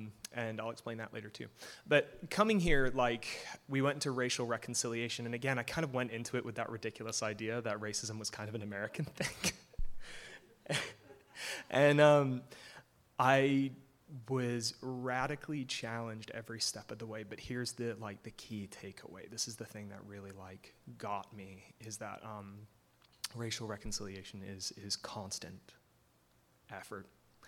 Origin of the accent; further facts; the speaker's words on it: England, United Kingdom; now in United States; Hi, I don't sound it, but I'm from England, and I'll explain later.